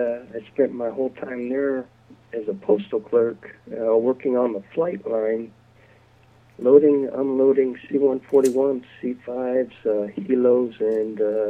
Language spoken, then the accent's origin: English; Crescent City, California, United States; also born or lived in Turlock, California / Crows Landing, California / Ceres, California / Modesto, California; now in Sacramento, United States; eventually my mom remarried, moved to Crescent City, and I spent several years growing up there during my teenage years, so that's why I say that's where I'm from, but I live in Sacramento, California right now.